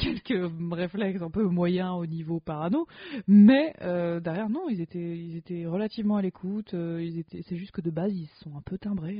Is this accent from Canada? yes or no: no; France; first language French; je suis française francophone de base